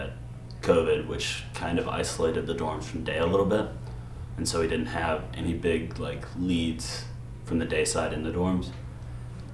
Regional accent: Rome, Georgia, United States; I grew up in Rome. I went to Armarchi before coming here

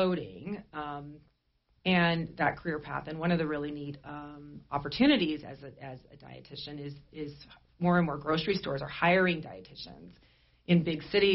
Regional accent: Sheridan, Wyoming, United States; I grew up here in Sheridan

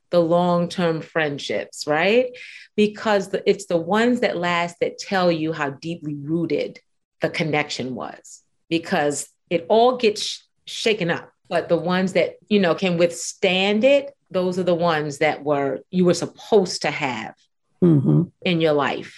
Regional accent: New York City, New York, United States; we grew up in Brooklyn

